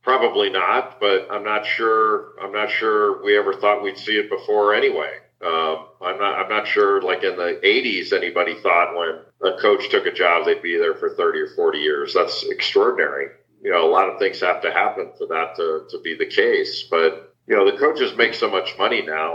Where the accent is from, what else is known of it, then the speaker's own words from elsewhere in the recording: Los Angeles, California, United States; I grew up in Los Angeles